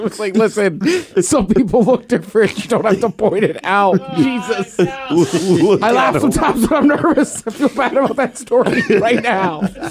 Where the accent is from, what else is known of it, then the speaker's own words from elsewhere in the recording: Maryland, United States; when I was growing up in Maryland, if we got crabs, we always had a rack of ribs on the side.